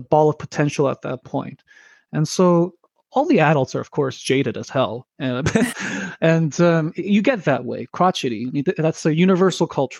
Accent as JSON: {"language": "English", "town": "Toronto", "region": "Ontario", "country": "Canada", "tie": "born or raised there", "also_born_or_lived": "South Korea", "second_language": "English", "said": "I grew up primarily in the east end of Toronto, in the township of Scarborough"}